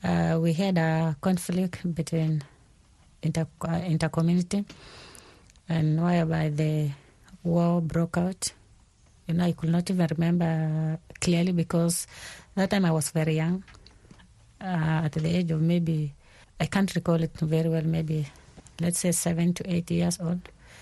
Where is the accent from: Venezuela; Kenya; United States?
Kenya; Kakuma; moved away; also born or lived in South Sudan; I have been in Kenya most of my life. I think I grew up there as a refugee in Kakuma refugee camp, which is in Kenya. And I left South Sudan in 2002.